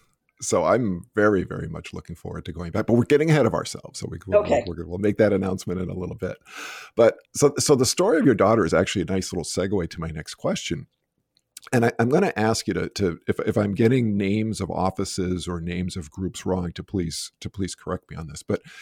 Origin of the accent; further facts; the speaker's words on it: Massachusetts, United States; I'm from Massachusetts too.